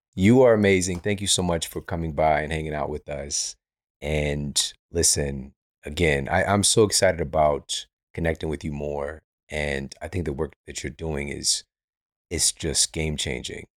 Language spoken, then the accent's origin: English; St. Louis, Missouri, United States; I'm from Saint Louis